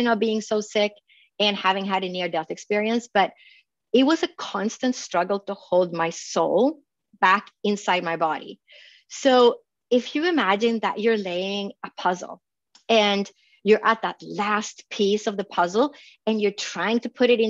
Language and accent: English; Sweden; now in Phoenix, United States; I grew up in Sweden and there's a lot of log cabins